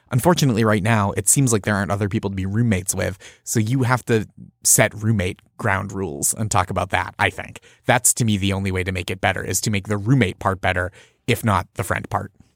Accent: just outside Boston, Massachusetts, United States; I grew up just outside Boston

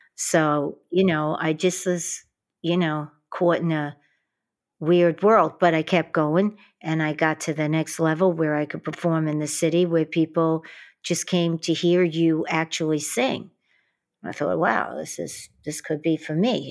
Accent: New York City, New York, United States; growing up in Queens and Brooklyn

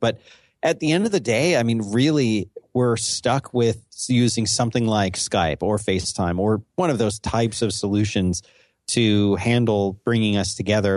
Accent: Northeast, United States; I'm from the Northeast

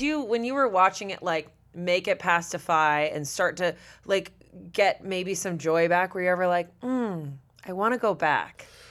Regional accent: Massachusetts, United States; moved away; I'm from Massachusetts

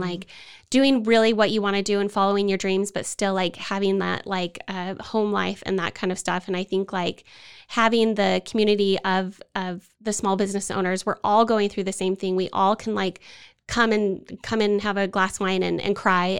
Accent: Utah, United States; moved away as an adult; now in Waco, United States; I am from Utah, and we came here for my husband's job

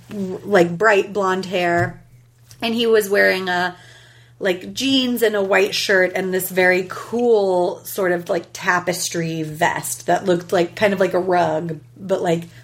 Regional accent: New York, United States; And but like me, I'm from New York, and my mother is Italian

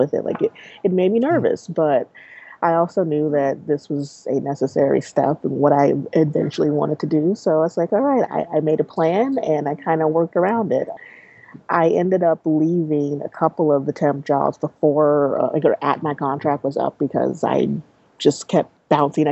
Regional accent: Kansas, United States; moved away as an adult; also born or lived in Syracuse; now in Dallas, United States; I'm originally from Kansas

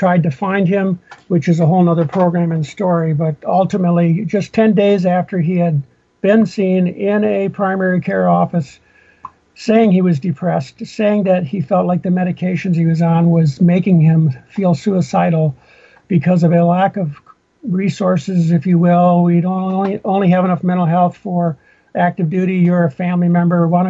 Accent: Minnesota, United States; moved away; I grew up in Minnesota

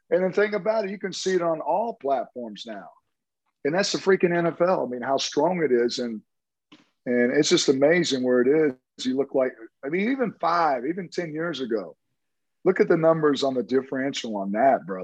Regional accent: Tulsa, Oklahoma, United States; Oral Roberts, I'm from Tulsa, so I know all about Oral Roberts.

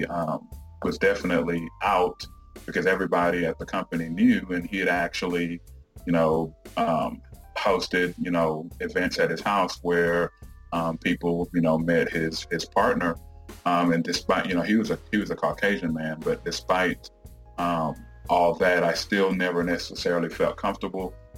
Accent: Houston, Texas, United States; also born or lived in Jamaica / Dallas; I grew up in the Houston area

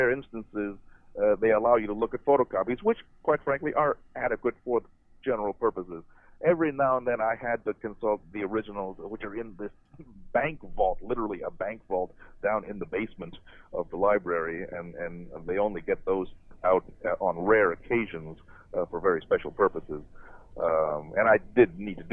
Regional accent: Muncie, Indiana, United States; This is in Muncie, Indiana. That's where I grew up

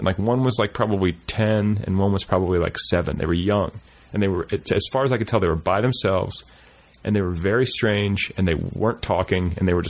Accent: Indiana, United States; I'm from Indiana.

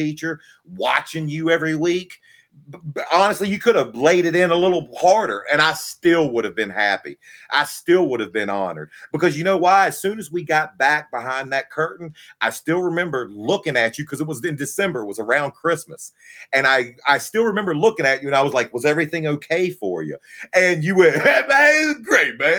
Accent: Virginia, United States; I grew up in Virginia, and I watched Crockett Promotions

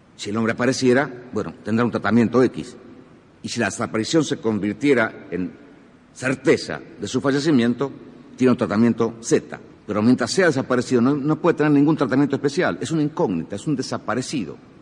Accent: Argentina; como argentinos

